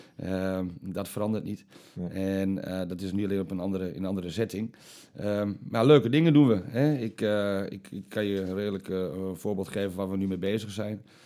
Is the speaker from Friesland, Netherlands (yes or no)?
no; Almelo, Overijssel, Netherlands; Ik kom uit Almelo, 37 jaar, leuke vriendin